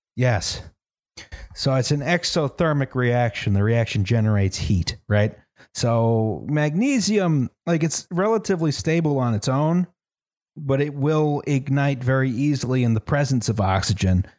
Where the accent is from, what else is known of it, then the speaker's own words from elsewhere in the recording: United States; I'm from America